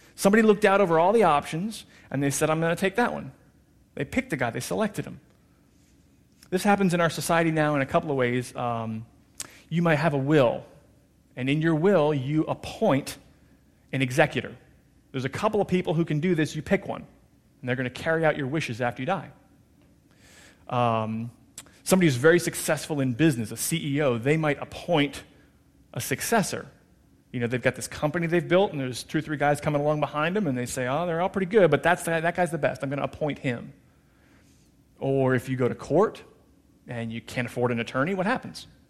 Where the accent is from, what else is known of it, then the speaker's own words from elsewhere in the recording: New Jersey, United States; moved away; I was born and raised in New Jersey.